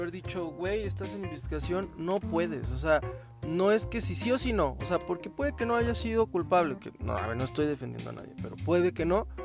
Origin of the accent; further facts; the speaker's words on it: Mexico; no soy el típico fan de como todo mexicano promedio